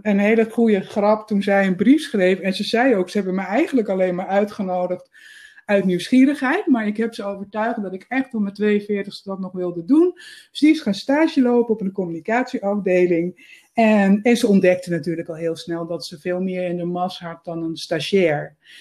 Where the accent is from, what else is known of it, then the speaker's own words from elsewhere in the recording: Netherlands; first language Dutch; moved away as an adult; also born or lived in Amsterdam; now in Spain; ik ben uit Nederland vertrokken in de zomer van 2017